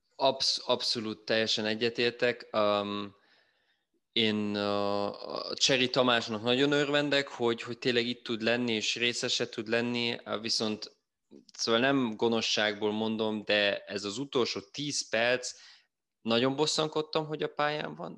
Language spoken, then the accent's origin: Hungarian; Germany; itt élek, itt születtem Németországban